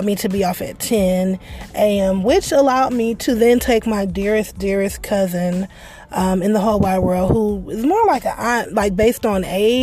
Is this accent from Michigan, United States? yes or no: yes; Detroit, Michigan, United States; I'm from Detroit. Y'all know. But I grew up in the area of Detroit.